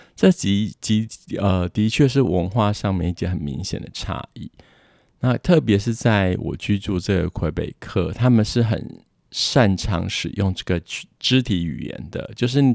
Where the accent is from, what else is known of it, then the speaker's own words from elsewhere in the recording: Taiwan; moved away as an adult; now in Quebec, Canada; 我们台湾人的生活习惯